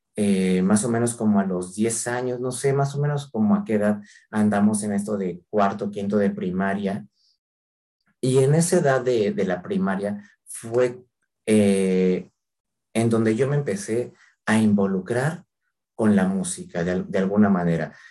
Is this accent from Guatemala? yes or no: no; Mexico